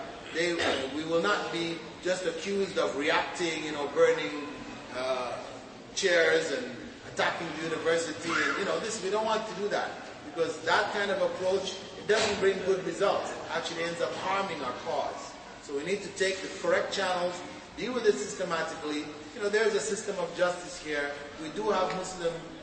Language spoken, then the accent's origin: English; Jamaica; moved away; my community where I was born in Jamaica